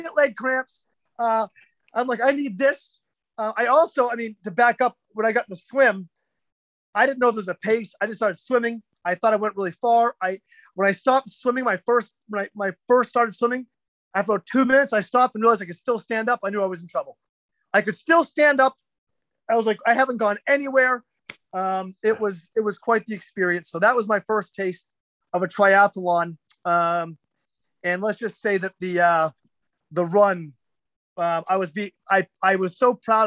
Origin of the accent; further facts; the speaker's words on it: New Hampshire, United States; I'm from New Hampshire